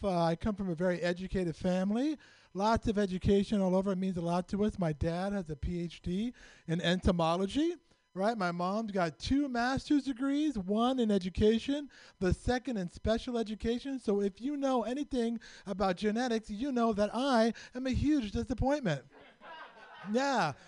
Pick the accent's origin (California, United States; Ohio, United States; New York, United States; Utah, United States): California, United States; San Francisco; I was born and raised in San Francisco